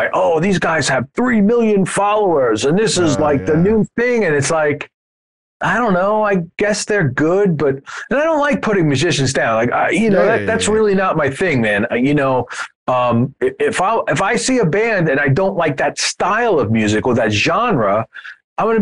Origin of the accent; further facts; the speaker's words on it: United States; being an American